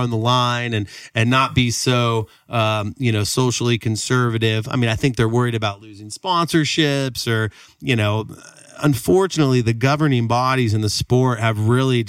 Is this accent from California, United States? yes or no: yes; Sacramento, California, United States; Sacramento's my hometown. We love Sacramento